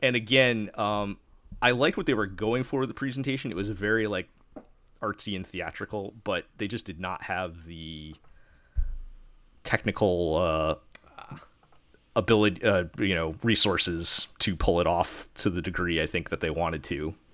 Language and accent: English; New York, United States; I'm from New York